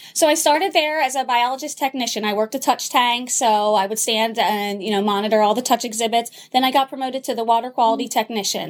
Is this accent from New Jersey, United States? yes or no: yes; New Jersey, United States; moved away as an adult; also born or lived in Minnesota; I grew up in South Jersey